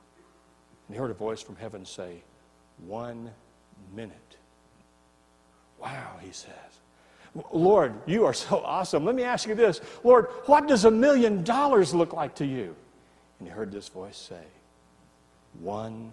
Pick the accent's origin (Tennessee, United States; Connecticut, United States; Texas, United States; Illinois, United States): Tennessee, United States; I'm from Tennessee, and where I come from, when the preacher says something good, you say amen